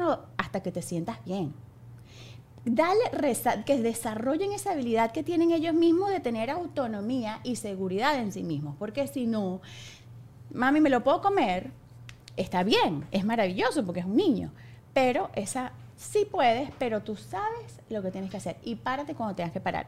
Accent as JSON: {"language": "Spanish", "country": "Venezuela", "said": "soy demasiado mamá venezolana"}